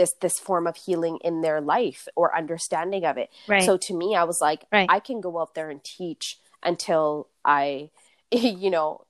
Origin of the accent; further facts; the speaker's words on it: Canada; a young person who was born and raised in Canada